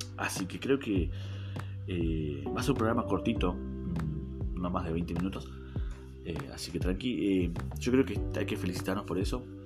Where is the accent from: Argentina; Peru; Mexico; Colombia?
Argentina; acá en Argentina, como muchos saben, somos muy pasionales